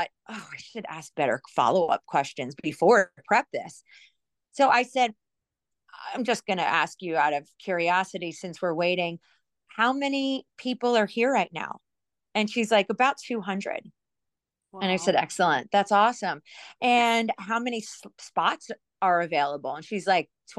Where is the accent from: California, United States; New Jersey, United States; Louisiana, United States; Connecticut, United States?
New Jersey, United States; I'm from New Jersey